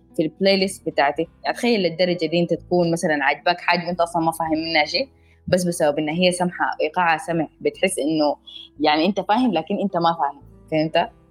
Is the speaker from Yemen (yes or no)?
no; Sudan; انا سودانيه